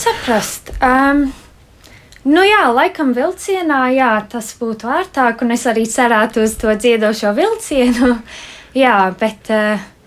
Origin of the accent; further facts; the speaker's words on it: United Kingdom; moved away; es uzaugu Lielbritānijā